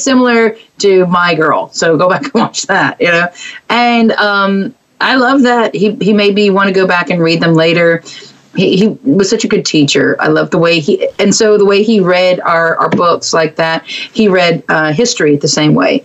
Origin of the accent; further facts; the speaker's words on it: Mont Belvieu, Texas, United States; It was Barbers Hill. That's where I went to school, outside of Baytown into Mont Bellevue.